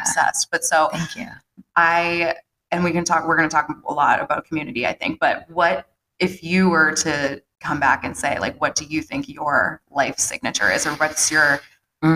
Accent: Dedham, Massachusetts, United States; also born or lived in Natick, Massachusetts; Dedham, my hometown, mm-hmm. which I don't know if you knew, I'm 11th generation Dedham

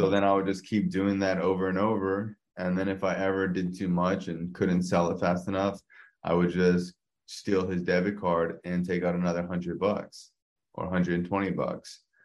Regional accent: South Florida, United States; born and raised in South Florida

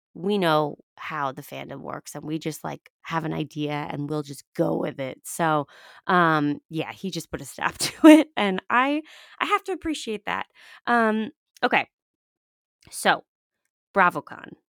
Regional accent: New York, United States; I'm from New York

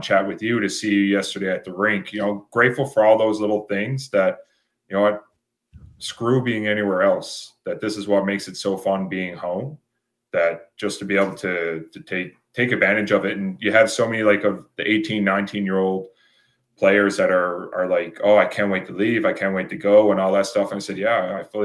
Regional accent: Newfoundland and Labrador, Canada; being a Newfoundlander.

